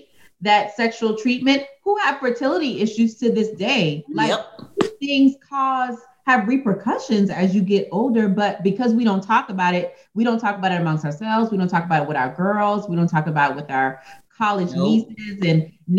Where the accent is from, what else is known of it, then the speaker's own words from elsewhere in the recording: United States; as American women, especially as Black women